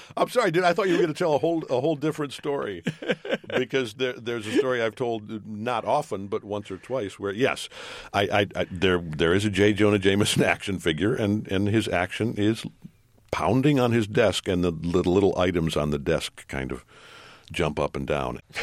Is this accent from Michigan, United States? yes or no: yes; Detroit, Michigan, United States; my hometown, Detroit Tigers